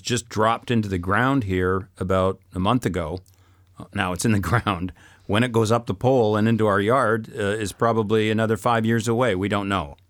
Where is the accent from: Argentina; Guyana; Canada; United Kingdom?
Canada; moved away as an adult; now in France; as a Canadian